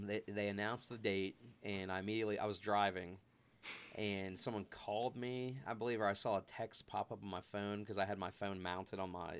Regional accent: Ohio, United States; so I just say Cincinnati, but because I'm from a small town in between Cincinnati and Dayton, as you know.

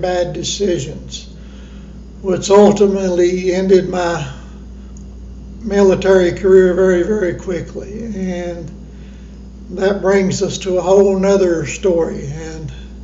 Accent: Johnson City, Tennessee, United States; also born or lived in Kingsport, Tennessee; I was born in Kingsport, Tennessee, raised right here in Johnson City, Tennessee

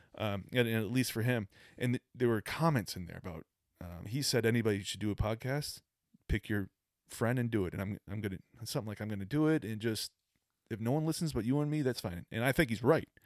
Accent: Boston, Massachusetts, United States; moved away; I'm from Boston

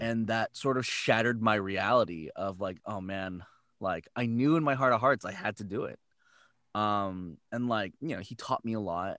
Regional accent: San Jose, California, United States; I'm from San Jose, and I went to San Francisco to a voiceover conservatory

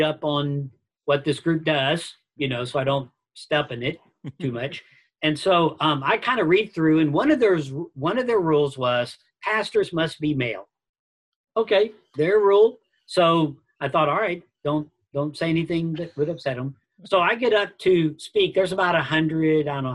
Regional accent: United States; I'm an American

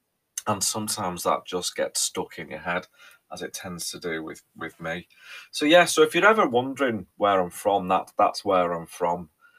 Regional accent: North West England, United Kingdom; accent: Scouse; country, people go, Scouser, right? So I'm very aware there's this weird kind of mix going on with my accent.

